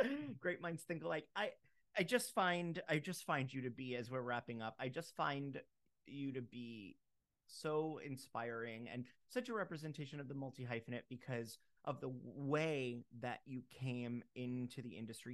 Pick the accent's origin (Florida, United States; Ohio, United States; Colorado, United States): Florida, United States; Fort Lauderdale; I'm from Fort Lauderdale